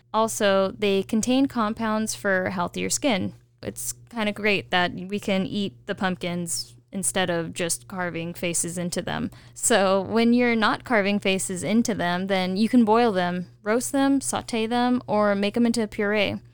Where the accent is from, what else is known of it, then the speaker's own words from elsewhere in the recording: California, United States; I'm a Californian